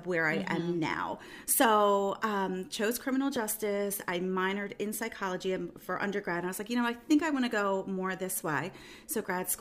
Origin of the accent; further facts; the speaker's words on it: Bensalem, Pennsylvania, United States; I'm from Bensalem, born there, grew up there, still there 42